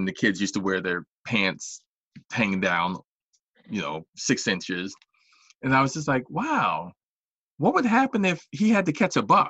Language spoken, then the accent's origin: English; New York, United States; I was born in New York